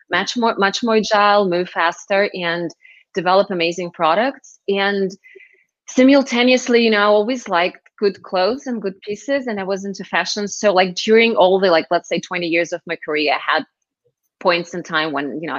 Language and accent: English; Moscow, Russia; moved away as an adult; also born or lived in Israel; I was born and raised in Moscow, moved to Israel in my very early 20s